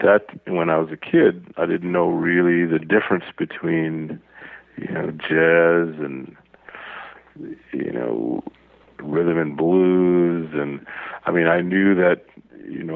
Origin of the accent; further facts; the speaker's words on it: New Orleans, Louisiana, United States; I was born in New Orleans